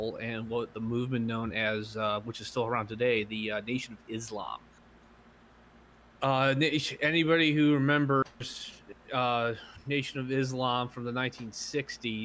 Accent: Buffalo, New York, United States; I am from New York, Buffalo, New York, where I currently live

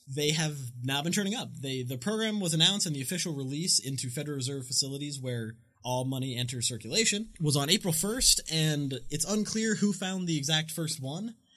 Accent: Massachusetts, United States; I gotta get a Massachusetts uh, W quarter. I have to gotta rep my home state.

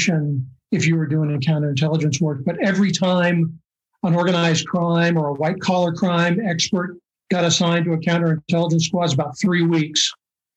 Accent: Seattle, Washington, United States; I grew up in Seattle

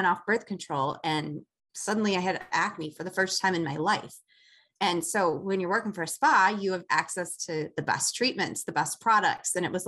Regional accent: Chicago, Illinois, United States; I'm from Chicago.

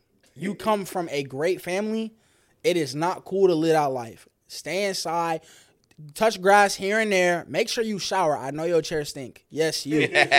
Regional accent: Detroit, Michigan, United States; I'm from Detroit, Michigan.

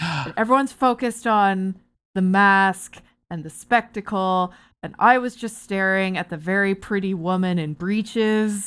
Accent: Barrie, Ontario, Canada; moved away; I'm from Barrie originally

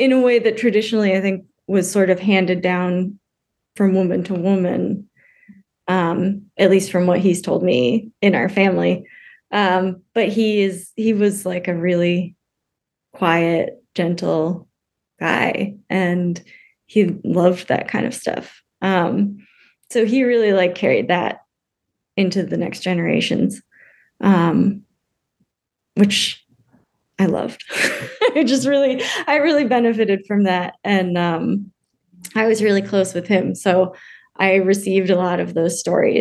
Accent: United States; also born or lived in Germany; I grew up American

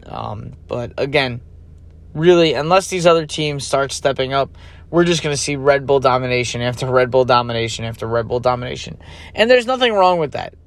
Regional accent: United States; as an American, as a NASCAR fan as well

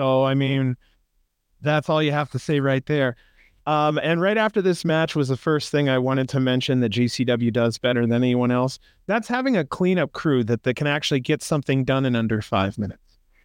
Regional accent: Ohio, United States; now in Las Vegas, United States; I'm from Ohio, dude. I, I actually do miss the countryside.

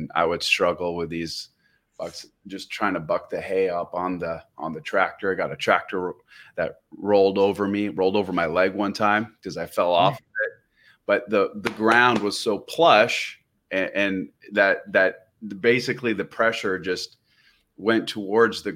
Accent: Scappoose, Oregon, United States; also born or lived in Portland, Oregon / Beirut, Lebanon; I grew up in a little rural part of the Northwest called Scappoose

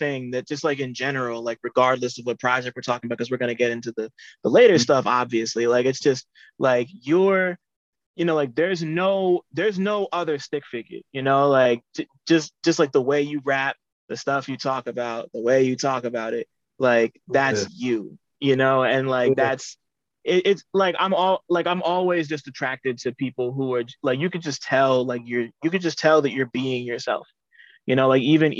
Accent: New Jersey, United States; I am from Jersey

